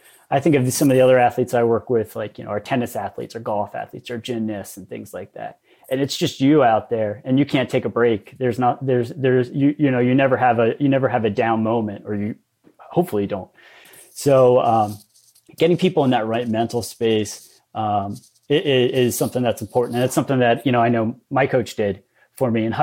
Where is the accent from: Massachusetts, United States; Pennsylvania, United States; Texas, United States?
Pennsylvania, United States; Lancaster County; I grew up in Lancaster County